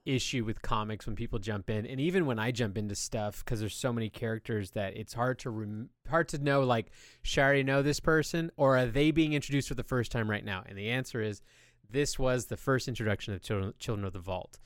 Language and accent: English; California, United States; I grew up in California